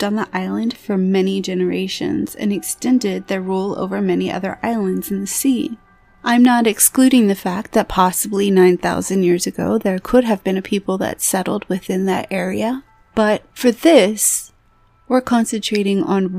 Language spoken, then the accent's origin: English; Florida, United States; now in Pacific Northwest, United States; I was originally born and raised in Florida